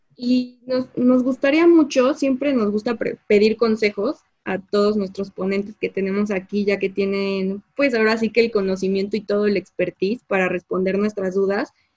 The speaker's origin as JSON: {"language": "Spanish", "country": "Mexico", "said": "como mexicanos, ¿tú a qué crees que nos estamos enfrentando?"}